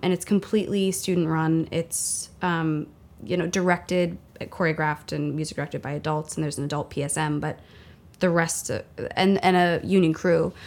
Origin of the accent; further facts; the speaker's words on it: Centerville, Ohio, United States; moved away; I'm from Centerville, Ohio. Which is a suburb of Dayton, Ohio. Born and raised.